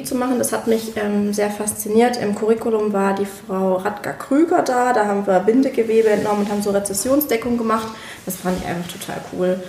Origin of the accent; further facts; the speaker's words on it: Moers, North Rhine-Westphalia, Germany; also born or lived in Berlin; now in Leipzig, Germany; in meiner Heimat, ich komme ja ursprünglich aus Mörs.